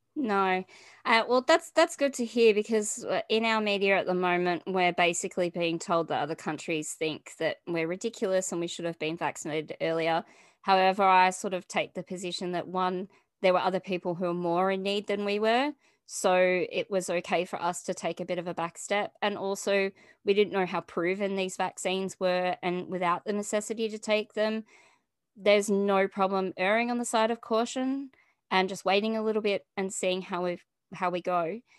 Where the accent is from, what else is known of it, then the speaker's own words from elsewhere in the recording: Australia; also born or lived in Melbourne, Victoria; I'm from Australia and I live in Melbourne